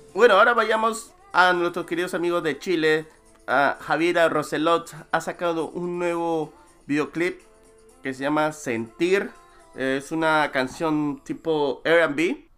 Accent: Peru

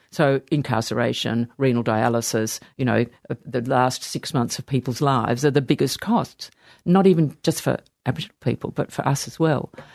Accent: Sydney, New South Wales, Australia; born or raised there

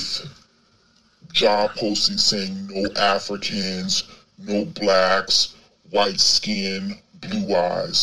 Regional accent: United States; moved away as an adult; now in China; as an American expat, having lived here off and on for more than a decade

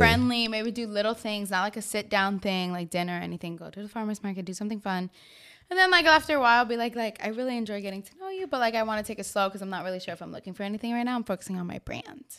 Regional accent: New York, United States; I am from New York, Queens, born and raised

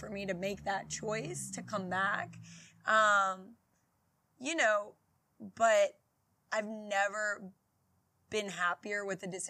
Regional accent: Baton Rouge, Louisiana, United States; also born or lived in Houston; I grew up around, like, a couple blocks up from where our location is

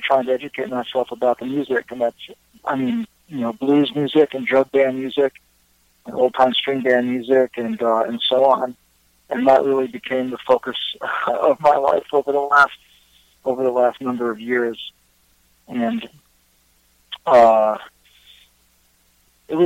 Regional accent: New York City, New York, United States; I'm from New York City. I grew up in downtown Manhattan in Greenwich Village

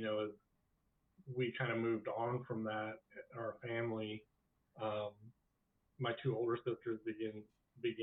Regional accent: rural Illinois, United States; also born or lived in St. Louis, Missouri; we moved from St. Louis to rural Illinois in 78.

